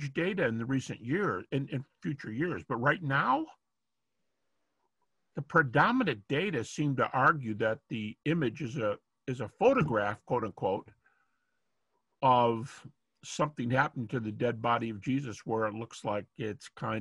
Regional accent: Detroit, Michigan, United States; moved away as an adult; now in Lynchburg, United States; I'm from Detroit all my life, but, well, not all my life. I started my early life there for whatever, 20-something years

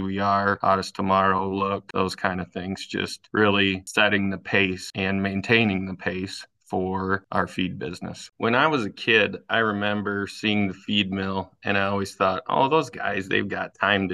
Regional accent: Fremont, Michigan, United States; I grew up in Fremont, Michigan on a small family dairy farm

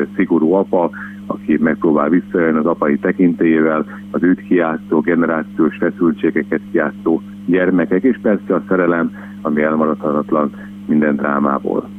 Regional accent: Szeged, Csongrád-Csanád, Hungary; Én természetesen Szegedi lévén

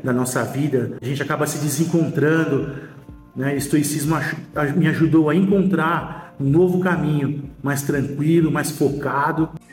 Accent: São Paulo, Brazil; sou de São Paulo, capital

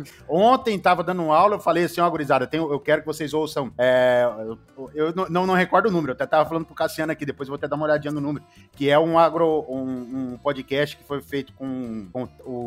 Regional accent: Paraná, Brazil; also born or lived in Dourados, Mato Grosso do Sul; now in Rondônia, Brazil; eu sou paranaense, mas moro em Rondônia já há 35 anos

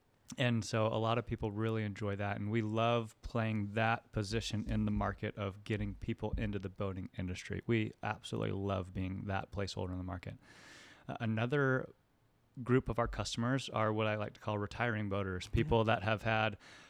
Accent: Orlando, Florida, United States; now in Houston, United States; From Orlando, Florida.

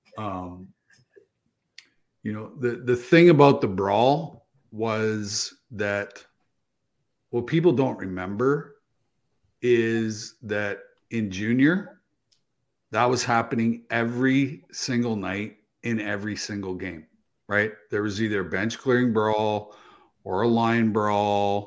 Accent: Manitoba, Canada; I grew up in Manitoba too

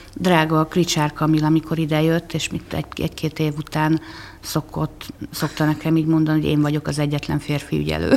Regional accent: Székesfehérvár, Fejér, Hungary; Sokat megyek azon a lakótelepen, ahol én fölnőttem

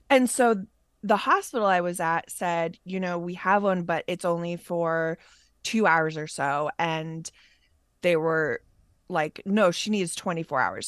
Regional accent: Massachusetts, United States; moved away; also born or lived in New York; we're both from Massachusetts

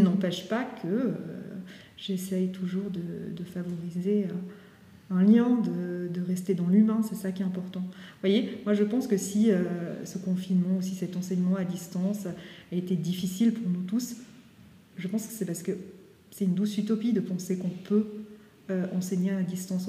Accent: Valais, Switzerland; moved away as an adult; also born or lived in Geneva; now in Lausanne, Switzerland; je suis originaire du Valais

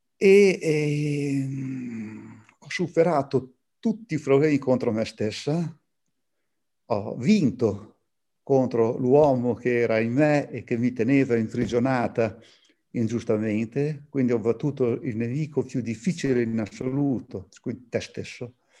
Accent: Bologna, Emilia-Romagna, Italy; sono bolognese

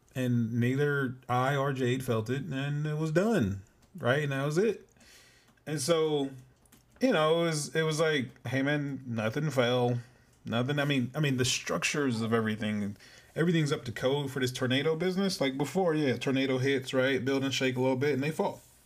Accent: California, United States; moved away as an adult; also born or lived in Southern Illinois; I'm born and raised in Cali.

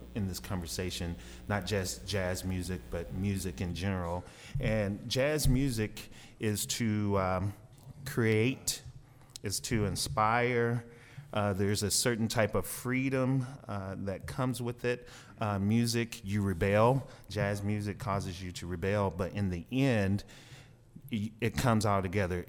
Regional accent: Dumas, Arkansas, United States; also born or lived in Kansas City / Albuquerque, New Mexico; I'm I'm from Arkansas. I'm a, a, local guy. I grew up in Southeast Arkansas, Dumas

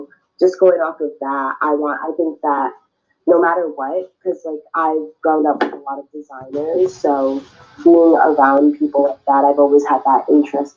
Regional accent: San Francisco, California, United States; also born or lived in Cameroon; I grew up in San Francisco

